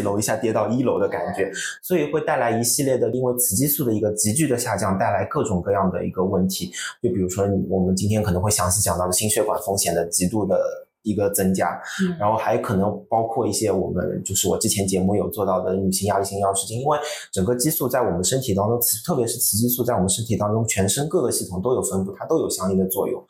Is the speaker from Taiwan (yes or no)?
no; Shanghai, China; 我们上海话